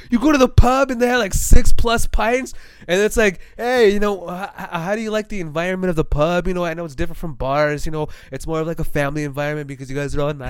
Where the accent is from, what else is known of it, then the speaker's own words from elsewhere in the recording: the South, United States; It's me. I'm from the South. I can't do a South one right now.